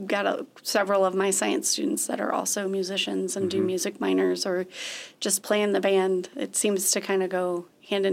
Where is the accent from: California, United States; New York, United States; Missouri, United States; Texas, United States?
Missouri, United States; Webster Groves; moved away as an adult; also born or lived in Nashville, Tennessee / Joplin, Missouri; now in Chadron, United States; I grew up in a suburb of St. Louis called Webster Groves, Missouri